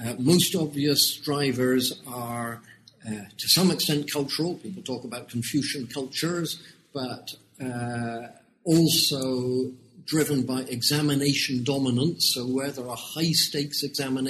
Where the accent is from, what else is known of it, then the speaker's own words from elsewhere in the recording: United Kingdom; moved away as an adult; now in Hong Kong; you can tell from my accent that although I've been in Hong Kong for 30 years, I'm actually born in the United Kingdom.